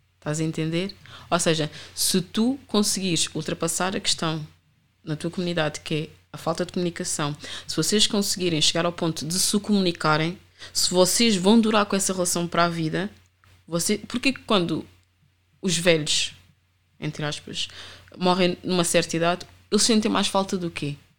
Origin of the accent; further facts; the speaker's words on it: Amadora, Lisbon, Portugal; also born or lived in Rio de Mouro / Sintra line; eu sempre fui da Reboleira e eu cresci na Reboleira